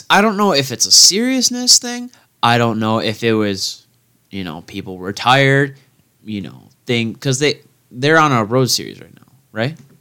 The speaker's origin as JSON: {"language": "English", "region": "Midwest", "country": "United States", "said": "I'm a Midwesterner"}